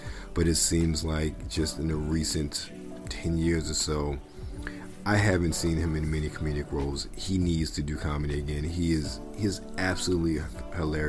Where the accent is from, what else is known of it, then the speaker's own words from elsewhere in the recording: Maryland, United States; moved away; I'm from Maryland originally